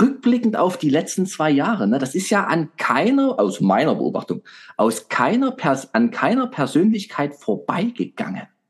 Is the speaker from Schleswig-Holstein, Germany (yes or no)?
no; Saxony, Germany; als Sachse